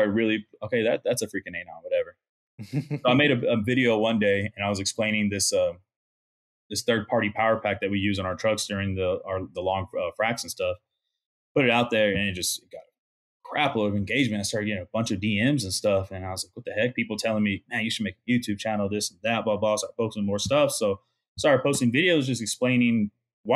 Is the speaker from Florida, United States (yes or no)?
no; Midland, Texas, United States; We went to high school together. We grew up in Midland, Texas together